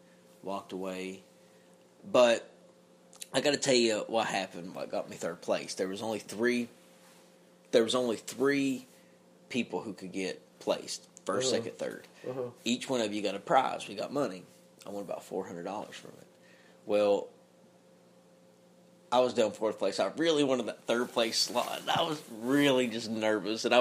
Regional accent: Kentucky, United States; I'm from Kentucky

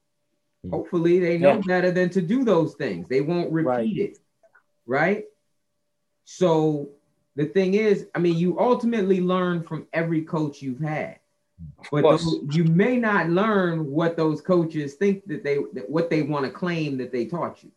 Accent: New Jersey, United States; I grew up in New Jersey

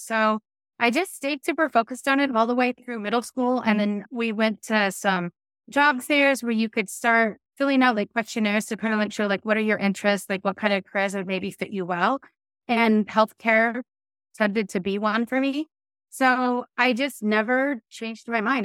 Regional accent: Castle Rock, Washington, United States; where I grew up in Kessel Rock, Washington

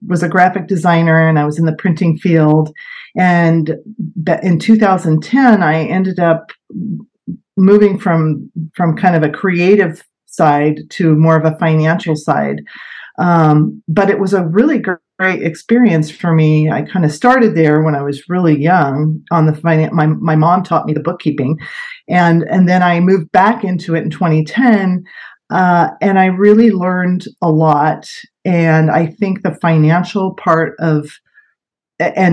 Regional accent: Sebastopol, California, United States; also born or lived in Santa Rosa, California; I grew up in Sebastopol over in West County, and I currently live in the Wickiup area of Santa Rosa

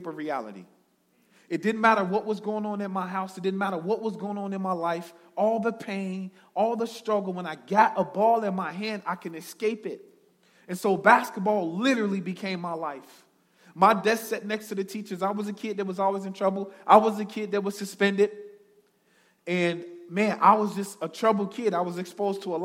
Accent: Chicago, Illinois, United States; I'm originally from Chicago, born and bred. I grew up in the projects on the south side of Chicago

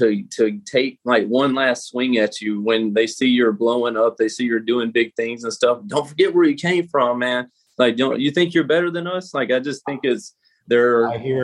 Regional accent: Greenville, Mississippi, United States; originally I was from Greenville, Mississippi. That's where I was born and raised at, a very small town of about 20,000 people

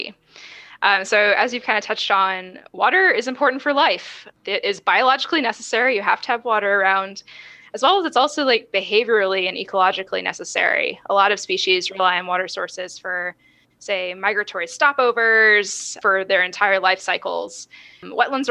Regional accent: Florida, United States; moved away as an adult; also born or lived in California; now in Texas, United States; I'm originally from Florida

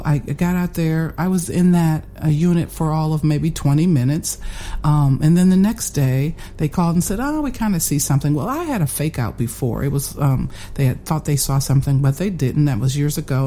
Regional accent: Fort Wayne, Indiana, United States; Born and raised in Fort Wayne, attended Elmhurst High School

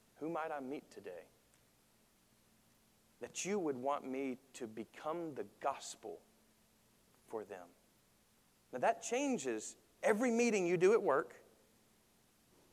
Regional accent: United States; I love being an American

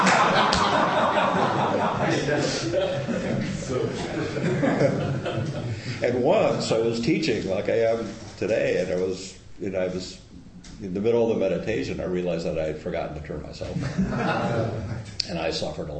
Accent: Midwest, United States; now in Bay Area, United States; I was raised in farm country. I was raised in the Midwest

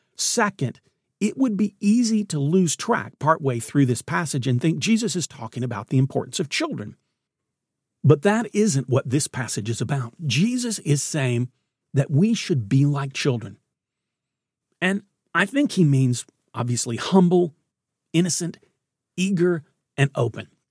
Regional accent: Knoxville, Tennessee, United States; I grew up in Knoxville

